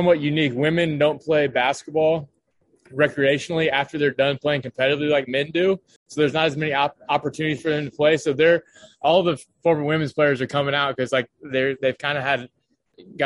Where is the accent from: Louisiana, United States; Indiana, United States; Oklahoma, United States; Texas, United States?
Indiana, United States; Lafayette; moved away as an adult; now in Indianapolis, United States; growing up in Lafayette